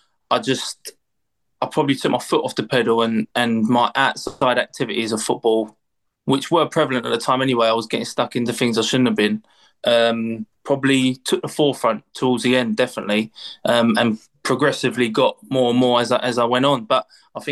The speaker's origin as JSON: {"language": "English", "region": "London", "country": "United Kingdom", "tie": "born or raised there"}